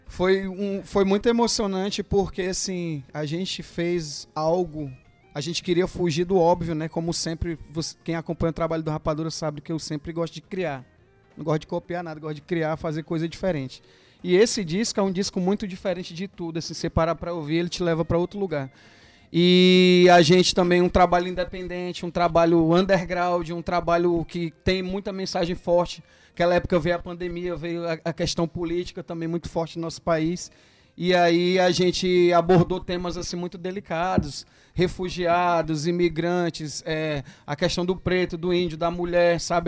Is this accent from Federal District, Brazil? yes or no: no; Fortaleza, Ceará, Brazil; Eu sou do Ceará